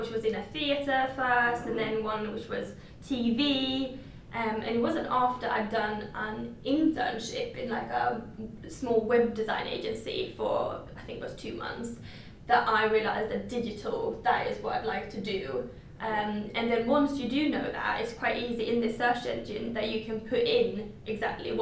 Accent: Sweden; moved away as an adult; now in London, United Kingdom; I am from Sweden

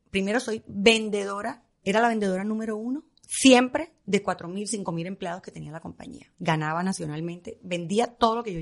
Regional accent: Colombia; moved away as an adult; Yo quería estudiar moda. Yo vine de Colombia acá porque yo quería estudiar moda. Y Colombia en ese momento no es lo que es hoy con la moda.

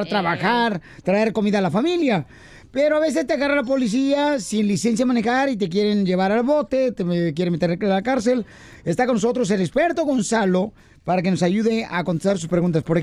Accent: El Salvador; Así somos los salvadoreños.

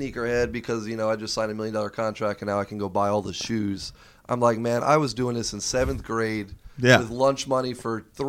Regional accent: Broward County, South Florida, United States; South Florida, Broward County, born and raised.

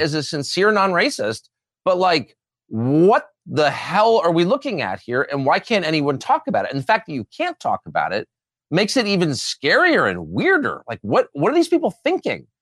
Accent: Southern California, United States; I'm from Southern California

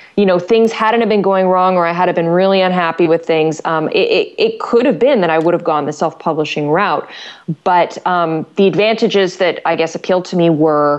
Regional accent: Canada; I'm Canadian

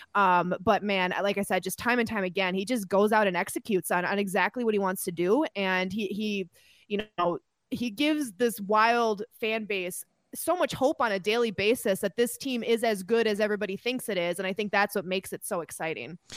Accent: Minnesota, United States; I'm a Minnesotan

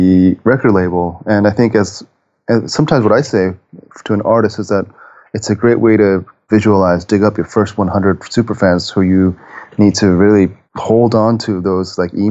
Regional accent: Japan; I'm from Japan.

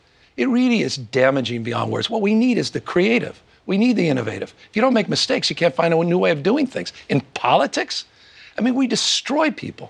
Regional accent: California, United States; I come from California

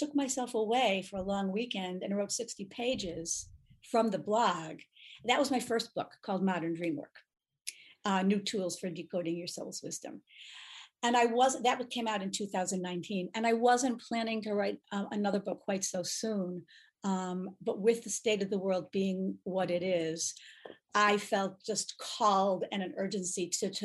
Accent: Buffalo, New York, United States; moved away as an adult; also born or lived in Israel / Boston area; I grew up in the Buffalo area, Buffalo, New York.

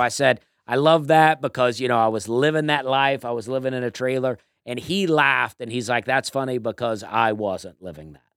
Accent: Auburn, Alabama, United States; now in Nashville, United States; I'm from Alabama, too

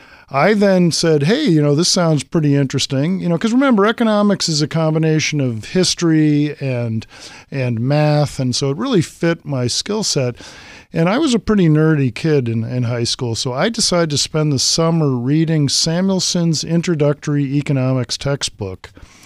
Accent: Massachusetts, United States; So I was a history buff as a kid … growing up in Massachusetts.

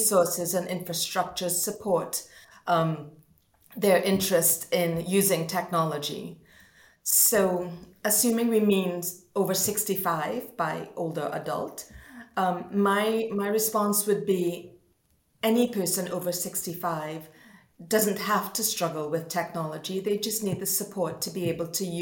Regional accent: Trinidad & Tobago; moved away as an adult; now in Nottingham, United Kingdom; I'm originally from Trinidad and Tobago

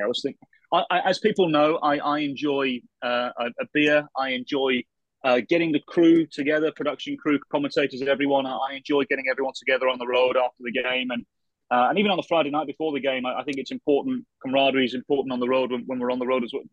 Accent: England, United Kingdom; now in Minnesota, United States; as an Englishman

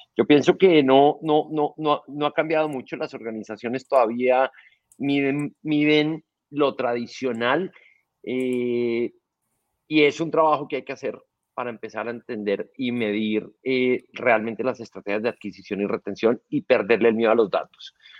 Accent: Colombia; soy un colombiano

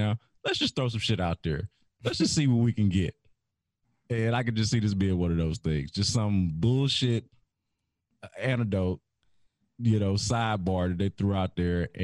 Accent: Houston, Texas, United States; I grew up in Hiram Clark

